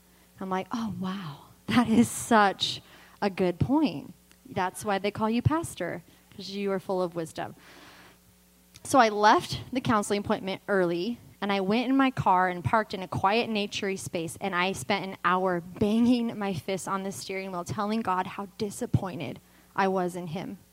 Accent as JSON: {"language": "English", "town": "Vacaville", "region": "California", "country": "United States", "tie": "born or raised there", "said": "always lived in Vacaville"}